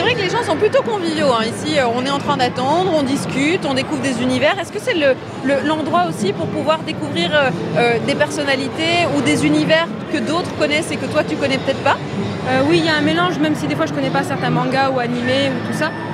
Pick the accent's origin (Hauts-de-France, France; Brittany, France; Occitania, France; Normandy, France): Hauts-de-France, France; Tourcoing; je viens de Tourcoing